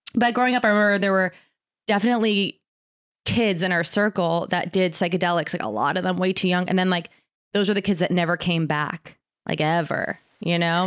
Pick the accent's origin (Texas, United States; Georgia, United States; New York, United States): New York, United States; Ulster County, upstate; I grew up in Ulster County